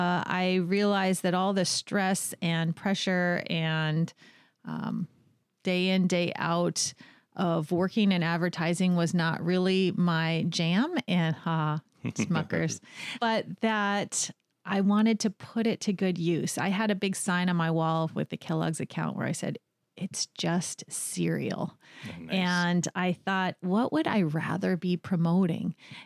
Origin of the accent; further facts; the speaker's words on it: White Rock, British Columbia, Canada; also born or lived in United States; I'm from White Rock, British Columbia, originally. My family lived all over the states, but I made my way back to the West Coast by little.